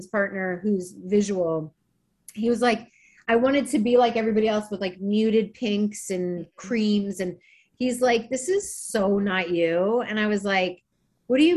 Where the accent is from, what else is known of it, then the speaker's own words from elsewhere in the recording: Maryland, United States; moved away; when I grew up in Maryland